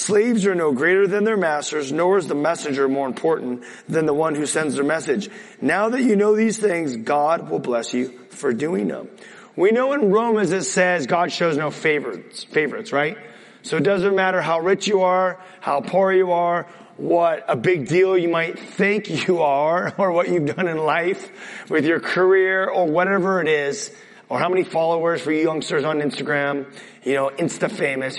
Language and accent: English; California, United States; I'm a Californian